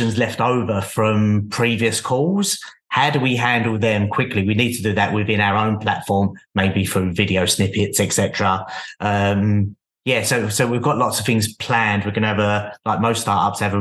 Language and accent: English; London, United Kingdom; I'm from London, so London's very, very busy